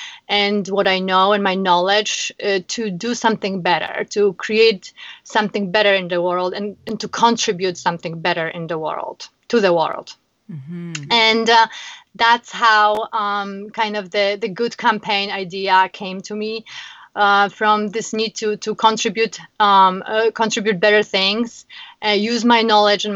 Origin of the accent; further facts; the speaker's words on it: Warsaw, Masovian Voivodeship, Poland; moved away as an adult; now in Chicago, United States; I am originally from Poland, Warsaw. I came to America in 2006.